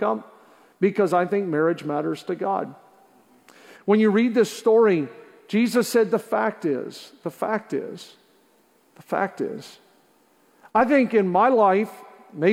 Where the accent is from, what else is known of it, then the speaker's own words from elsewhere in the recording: Canada; also born or lived in Juniper, New Brunswick / Zealand, New Brunswick / Montreal; not only am I born and raised in Canada, but a lot of my early years, my dad lived in small areas, places like Zeeland and Juniper, 500 people, 700 people. As I got older, we took a church in Montreal